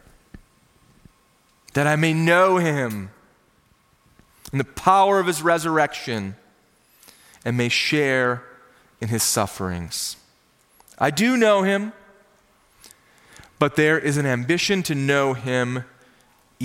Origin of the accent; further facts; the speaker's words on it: Minnesota, United States; I grew up in Minnesota, the land of 10,000 lakes, which means I grew up with a fishing pole in my hand